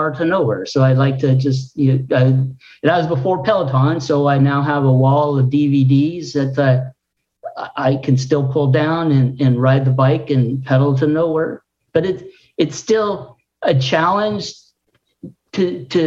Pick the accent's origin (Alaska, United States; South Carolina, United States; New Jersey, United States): Alaska, United States; Juneau; I grew up in Alaska